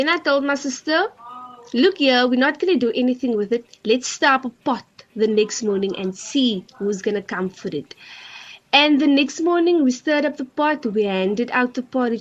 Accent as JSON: {"language": "English", "town": "Cape Town", "region": "Western Cape", "country": "South Africa", "said": "I'm from Bonteheuwel"}